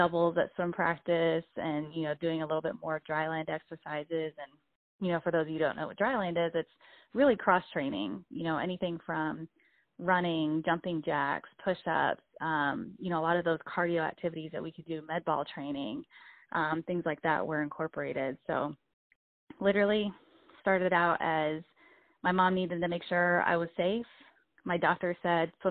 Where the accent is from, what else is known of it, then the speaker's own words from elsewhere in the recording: Tampa, Florida, United States; also born or lived in San Juan, Puerto Rico; my family and I moved from Puerto Rico to Tampa, Florida when I was about 9 years old